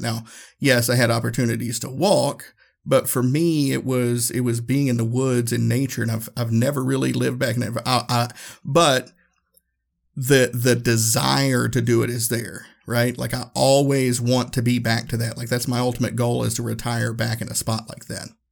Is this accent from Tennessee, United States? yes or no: yes; Northeast Tennessee, United States; growing up in Northeast Tennessee